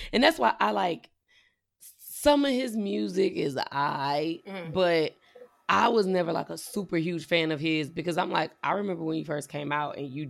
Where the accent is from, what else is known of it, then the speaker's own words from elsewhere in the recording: Midwest, United States; also born or lived in Mississippi (family); we're in the Midwest, but well, we were born and raised in the Midwest